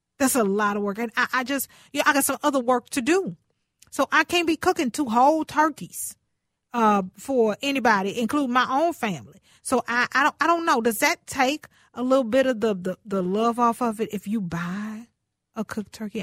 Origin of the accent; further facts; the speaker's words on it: Houston, Texas, United States; now in Minnesota, United States; I'm from Houston